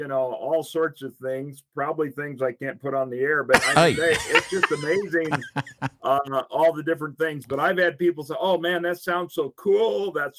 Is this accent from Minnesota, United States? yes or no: yes; Minnesota, United States; also born or lived in Africa; I was born in Minnesota. But 6 months later, I was out in Africa. And yes, I grew up in Africa. I spent 13 years growing up in Africa, my mom and dad.